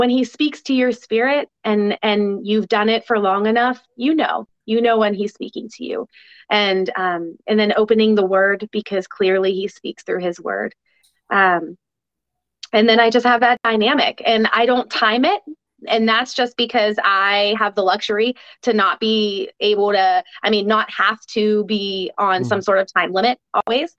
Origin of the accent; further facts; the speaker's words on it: United States; as an American